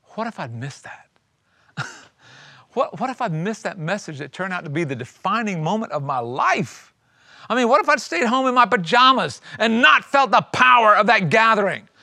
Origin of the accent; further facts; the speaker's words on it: South Carolina, United States; I grew up in South Carolina in a little tiny micro church.